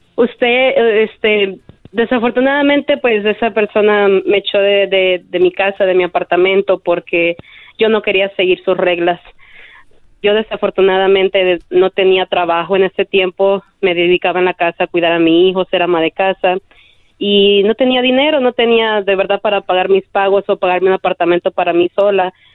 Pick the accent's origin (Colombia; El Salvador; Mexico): El Salvador; Yo soy de El Salvador